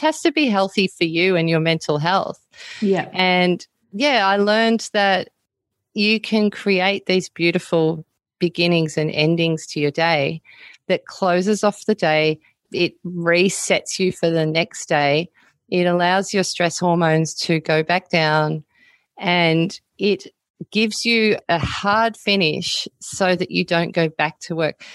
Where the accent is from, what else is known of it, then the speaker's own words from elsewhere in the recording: Melbourne, Victoria, Australia; now in Byron Bay, Australia; I live in Byron Bay now, but I wasn't born here. I was born in Melbourne